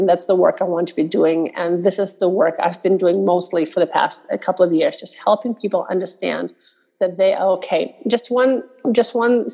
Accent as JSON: {"language": "English", "country": "Russia", "tie": "born or raised there", "moved": "yes", "said": "growing up in Russia, one of the things you're taught is that nobody cares what you think"}